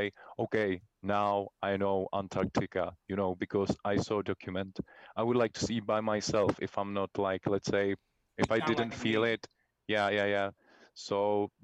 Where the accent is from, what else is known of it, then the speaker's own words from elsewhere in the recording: Prague, Czechia; We're born and raised in Czech Republic, in Prague, the capital city of Czech Republic